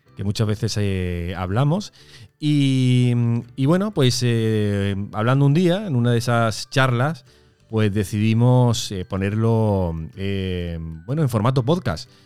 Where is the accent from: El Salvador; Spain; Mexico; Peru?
Spain; Córdoba, Andalusia; nosotros tenemos ya aquí en Córdoba, porque nosotros somos de Córdoba